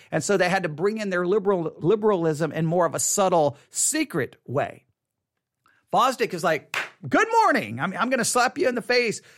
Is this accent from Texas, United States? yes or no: yes; Texas, United States; I grew up here in Texas, and my mother was from San Antonio